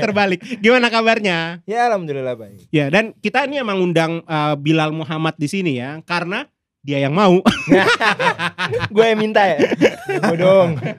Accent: Bekasi, West Java, Indonesia; Gue tumbuh di Bekasinya Bekasi banget. Ini. Gue di Tambun Utara.

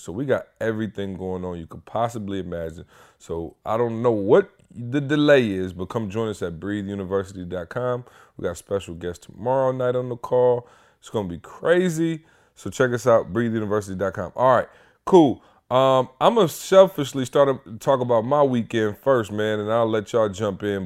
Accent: Midwest, United States; moved away; I'm from the Midwest

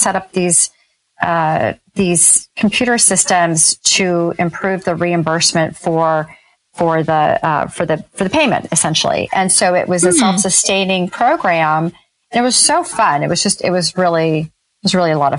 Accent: Northern California, United States; I grew up in Northern California in a teeny tiny town

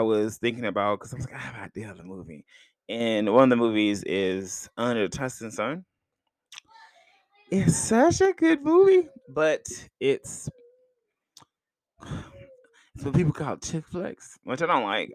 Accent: United States; I'm American

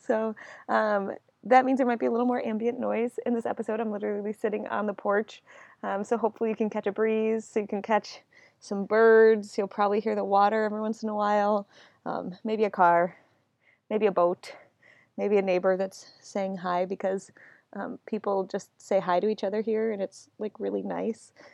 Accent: Buffalo, New York, United States; now in Washington, D.C., United States; Buffalo, my hometown.

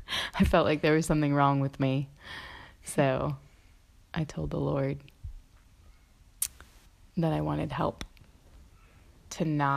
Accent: Mississippi, United States; I came from Mississippi to Philadelphia, and from Philadelphia traveled to Nashville

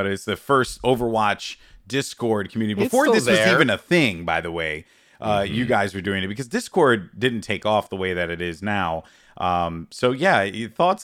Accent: New York City, New York, United States; I was born and raised in the Bronx

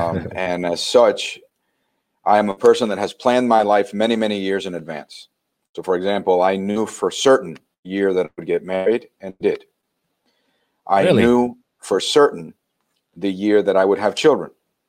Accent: Miami, Florida, United States; I grew up in Miami.

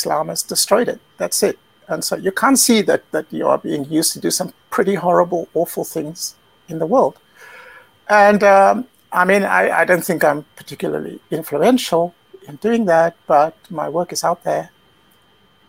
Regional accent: South Africa; moved away as an adult; also born or lived in Britain / China; now in Central Europe; But I was born in South Africa, which is where I grew up, and moved to Britain as an adult.

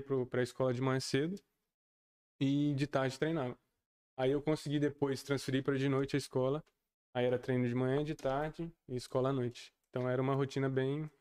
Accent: Alfenas, Minas Gerais, Brazil; Eu nasci aqui em Alfenas, tenho 20 anos

